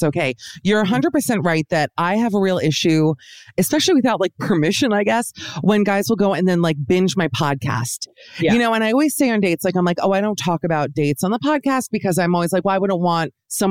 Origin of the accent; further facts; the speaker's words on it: Miami, Florida, United States; moved away; also born or lived in New York; I'm actually from Miami, where I am as we speak.